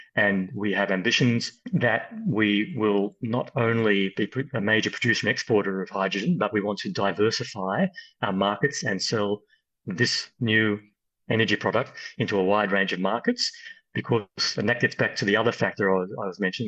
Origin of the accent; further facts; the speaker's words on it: Australia; moved away as an adult; now in The Hague, Netherlands; as an Aussie